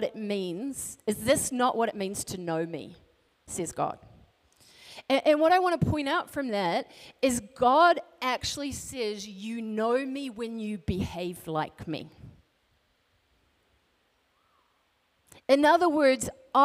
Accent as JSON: {"language": "English", "country": "New Zealand", "tie": "born or raised there", "moved": "yes", "lives_now": "Alaska, United States", "said": "So I grew up in New Zealand, but I live in Alaska."}